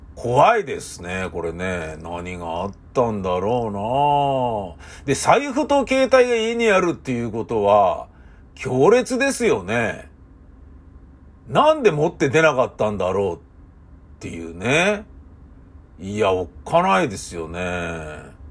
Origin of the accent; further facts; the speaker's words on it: Tokyo, Japan; 東京人としては